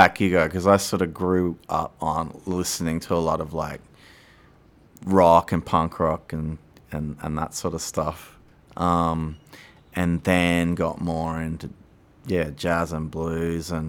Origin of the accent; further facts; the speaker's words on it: Brisbane, Queensland, Australia; moved away as an adult; now in Austin, United States; I was born and raised in Australia, in Brisbane, in Queensland.